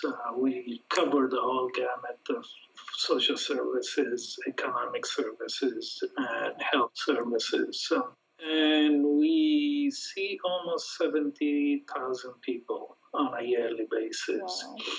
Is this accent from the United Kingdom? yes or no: no; Lebanon; now in Detroit, United States; I was born and raised in Lebanon. Came to this country in 1978, went to school in Detroit, majored in economics and public administration. Been in Detroit since coming to the U.S.